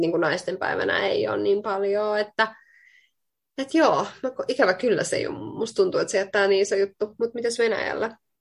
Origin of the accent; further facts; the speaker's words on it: Finland; also born or lived in Queensland, Australia / Bali, Indonesia / Spain; now in Sydney, Australia; mä tuun Suomesta